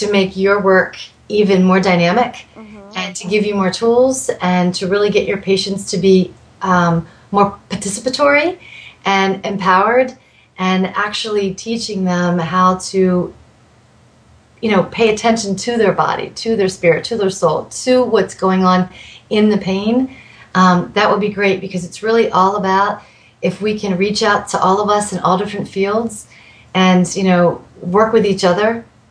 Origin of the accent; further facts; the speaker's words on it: East Coast, United States; now in Tucson, United States; I grew up on the East Coast